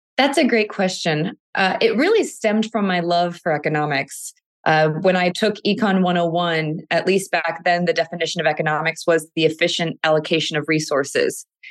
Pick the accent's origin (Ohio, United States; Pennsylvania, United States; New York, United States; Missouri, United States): Ohio, United States; Cleveland; moved away as an adult; now in California, United States; born and raised in Cleveland, Ohio, but I've lived in California now for the past ten years.